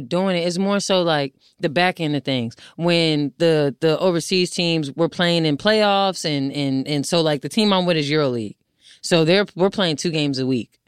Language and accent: English; New Jersey, United States; moved away as an adult; also born or lived in Syracuse / Atlanta; now in Los Angeles, United States; I'm from Jersey, lived there for eighteen years of my life